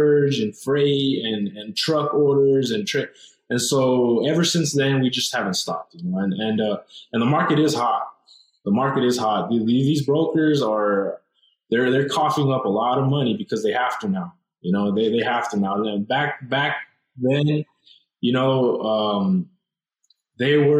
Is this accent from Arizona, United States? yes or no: yes; Douglas, Arizona, United States; we're from Douglas, Arizona. It's a small town. It's a small border town